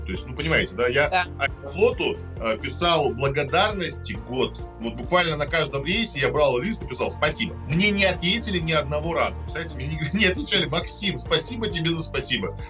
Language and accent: Russian; Minsk, Belarus; moved away as an adult; also born or lived in Moscow, Russia; now in Russia; Я вырос в Минск, а Минск очень чистый город.